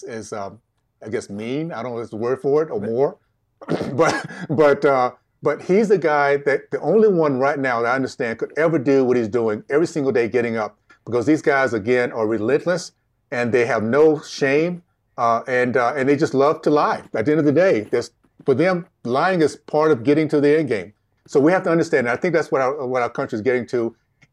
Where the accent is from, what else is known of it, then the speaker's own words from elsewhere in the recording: Deep South, United States; So that being context, again, I grew up in the Deep South, days of segregation. 12 years old, I remember marching.